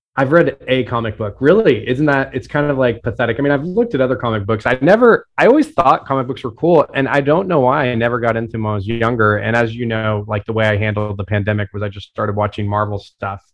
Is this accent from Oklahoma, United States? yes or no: yes; Tulsa, Oklahoma, United States; I'm from Tulsa and grew up very close to where the race massacre happened